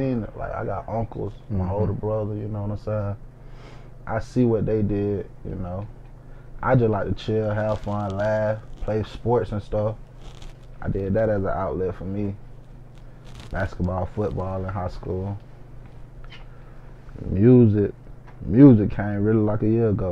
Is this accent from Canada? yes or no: no; Macon, Georgia, United States; I'm from Macon, Georgia, for y'all that don't know. I grew up in Macon Garden.